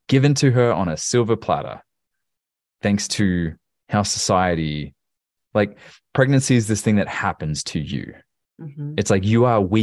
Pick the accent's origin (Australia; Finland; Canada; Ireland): Australia; now in Tennessee, United States; where I grew up in Australia